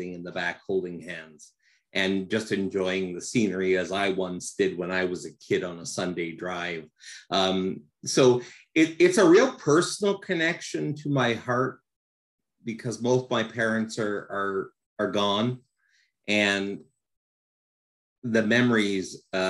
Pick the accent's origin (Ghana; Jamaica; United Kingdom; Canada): Canada; I'm from Canada, if your viewers don't know this already. And in Canada, it is almost a rite of passage. Every child went through it in my age demographic